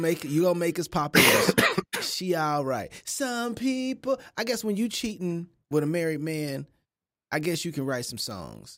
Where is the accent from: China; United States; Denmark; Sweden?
United States; Kansas City; I'm from Kansas City